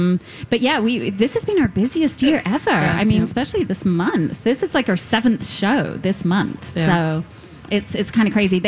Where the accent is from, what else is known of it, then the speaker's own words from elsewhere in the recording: London, United Kingdom; now in Minnesota, United States; I'm going to go back to London to see friends and family.